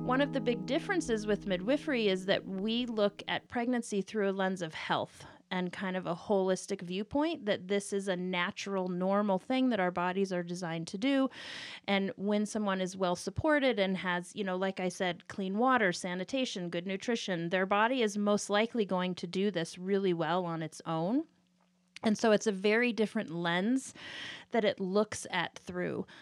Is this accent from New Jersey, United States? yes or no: no; Kansas, United States; also born or lived in Southern California; now in Colorado, United States; I'm originally from Kansas. Uh, that's where I grew up, my childhood, and then my family moved to Southern California, and then came back here, uh, college time